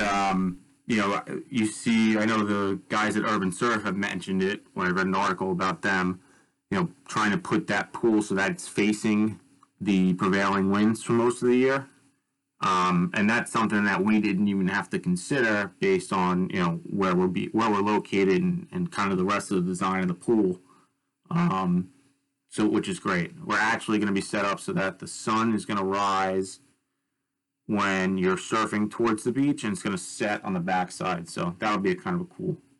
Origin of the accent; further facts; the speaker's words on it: Bay Shore, New York, United States; I was born and raised on Long Island uh, in Bay Shore, um, which is part of New York